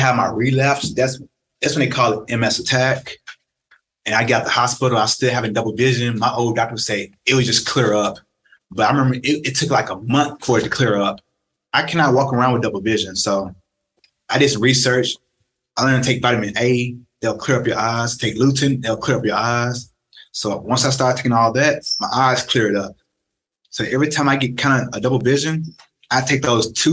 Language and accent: English; Tennessee, United States; moved away as an adult; now in Arizona, United States; friends back home in Memphis and Nashville